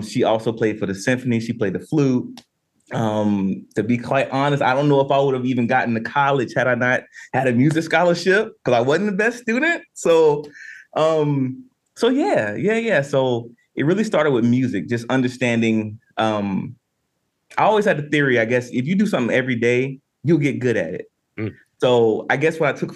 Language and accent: English; Winston-Salem, North Carolina, United States; I'm from Winston-Salem, North Carolina